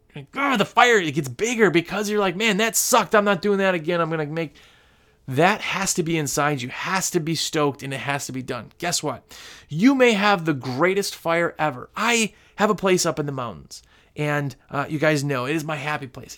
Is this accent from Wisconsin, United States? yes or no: yes; Wisconsin, United States; now in North Carolina, United States; I'm from Wisconsin, where our spring in Wisconsin started April